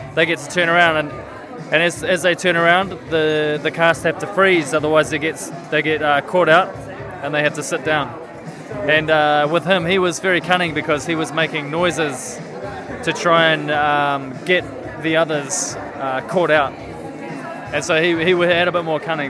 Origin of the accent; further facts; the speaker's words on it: Kapiti Coast, Wellington, New Zealand; the town that we grew up in on the Kapiti coast